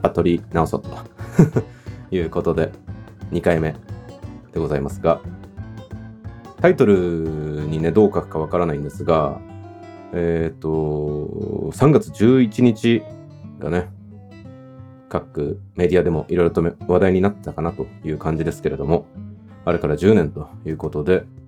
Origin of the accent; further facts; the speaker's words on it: Chiba, Japan; also born or lived in Tokyo; 僕自身は東京で生まれて、うん、と3歳の時に千葉県に引っ越してきて、で中学校からは私立の中学校に進学したので、都内まで通ってたというような、まあ、少年時代でした